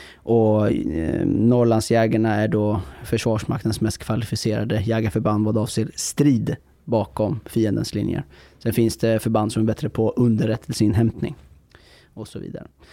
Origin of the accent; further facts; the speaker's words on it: Iran; now in Sweden; jag kommer från Iran eh, ett land som är ett grannland till Afghanistan